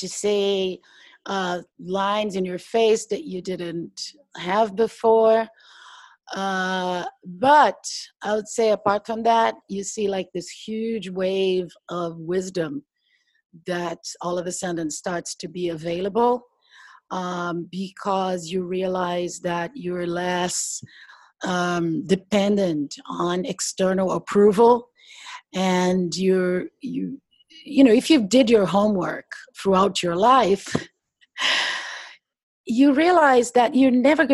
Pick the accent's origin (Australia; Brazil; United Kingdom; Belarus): Brazil; now in New York City, United States; I am Brazilian. I came from Brazil.